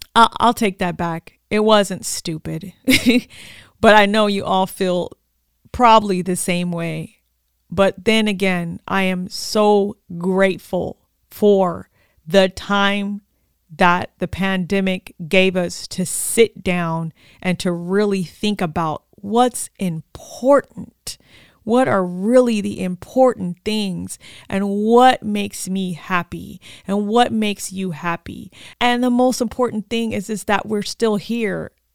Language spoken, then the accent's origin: English; Oxnard, California, United States; moved away as an adult; also born or lived in Sacramento; I'm back in my hometown of Oxnard, my community